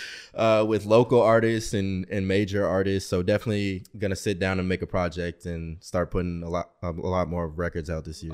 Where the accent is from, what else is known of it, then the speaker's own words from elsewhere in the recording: Portland, Oregon, United States; now in Arizona, United States; I'm originally from Portland, Oregon.